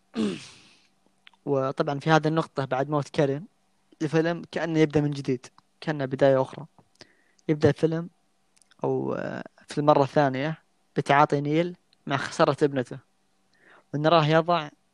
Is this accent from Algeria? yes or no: no; Saudi Arabia; عندنا في السعوديه